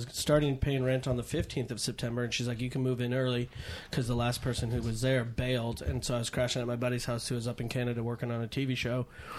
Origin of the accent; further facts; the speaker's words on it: Mill Valley, California, United States; also born or lived in Chicago, Illinois; now in Venice, United States; I'm from Northern California by way of Chicago. I was born in Chicago.